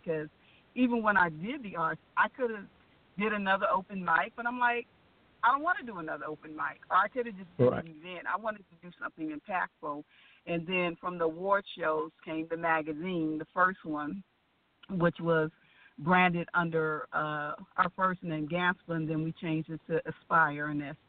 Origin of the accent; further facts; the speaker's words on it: California, United States; now in Atlanta, United States; I'm from California. I know you hear the Southern accent because I've been in Atlanta for a minute.